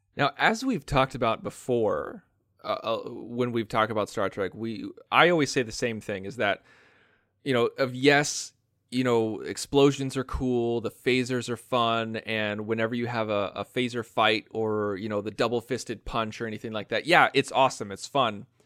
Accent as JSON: {"language": "English", "country": "United States", "accent": "American", "said": "my American accent"}